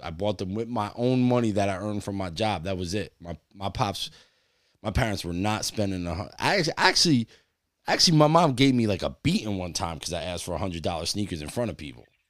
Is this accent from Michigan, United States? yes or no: no; New Jersey, United States; We're from Jersey.